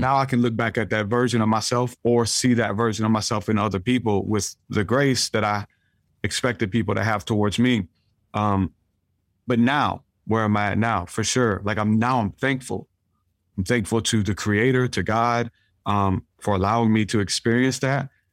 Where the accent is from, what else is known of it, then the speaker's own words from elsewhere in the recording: New Orleans, Louisiana, United States; I grew up in New Orleans